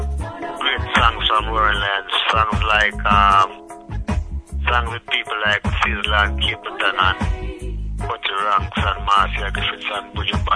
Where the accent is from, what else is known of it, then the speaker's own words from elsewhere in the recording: Rocky Point, Clarendon, Jamaica; I'm from Rocky Point in Clarendon, and you know, it's in the country like about 50 or 60 miles out of Kingston.